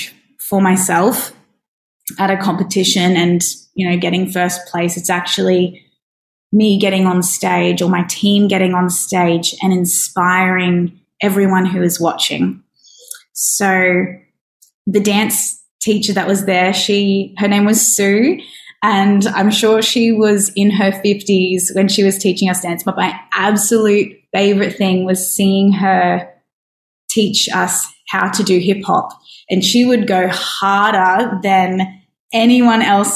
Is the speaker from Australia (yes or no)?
yes; Brisbane, Queensland, Australia; moved away as an adult; now in Darwin, Australia; I grew up in Brisbane